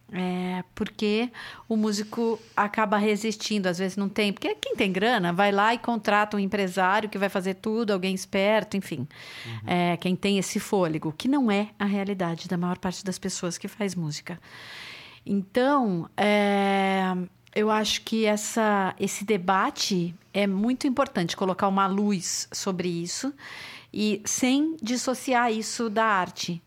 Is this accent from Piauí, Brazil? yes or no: no; São Paulo, Brazil; nasci em São Paulo